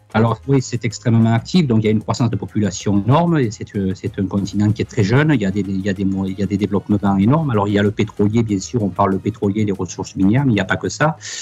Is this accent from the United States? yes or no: no; Sainte-Cécile-les-Vignes, Provence-Alpes-Côte d'Azur, France; moved away as an adult; also born or lived in Vaison-la-Romaine / Occitanie; now in Cameroon; je suis natif d'un petit village à côté de ce petit village qui s'appelle sainte cécile